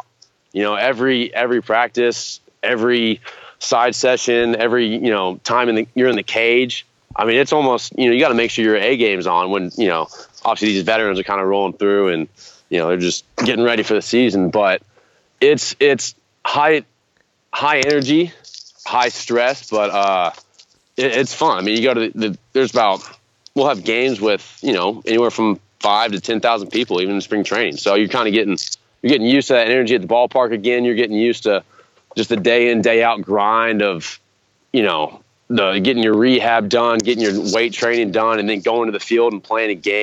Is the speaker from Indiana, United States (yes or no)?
no; Cincinnati, Ohio, United States; from Cincinnati, Ohio